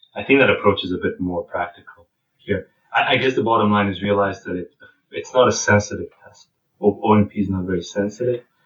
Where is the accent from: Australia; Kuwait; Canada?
Canada; we're from Canada